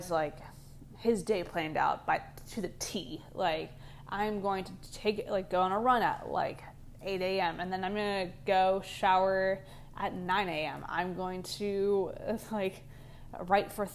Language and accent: English; California, United States; also born or lived in Ohio; I literally live in California. Like, I'm from California, but go to school in Ohio